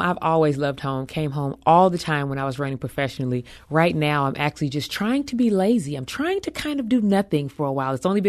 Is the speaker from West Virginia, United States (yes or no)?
no; East St. Louis, Illinois, United States; Oh, life for me was, I was very blessed.